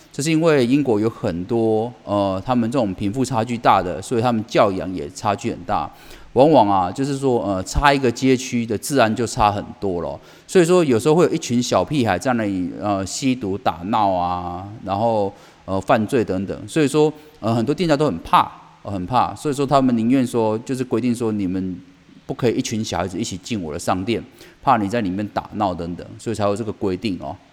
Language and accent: Chinese; Taiwan; 我们台湾人